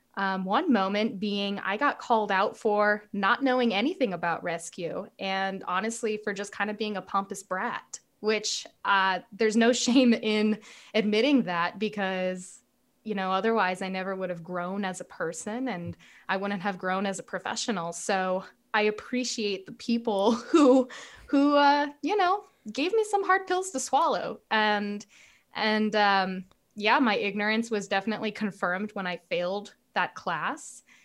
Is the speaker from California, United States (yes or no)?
yes; Southern California, United States; I'm from Southern California and I took a job as a stagehand when I was a senior in high school